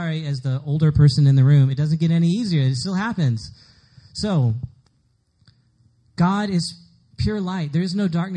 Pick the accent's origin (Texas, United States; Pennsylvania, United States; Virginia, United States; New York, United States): Texas, United States; Dallas; moved away; I'm from Dallas, so everybody in Dallas is pretty much Southern Baptist. So I was Southern Baptist too.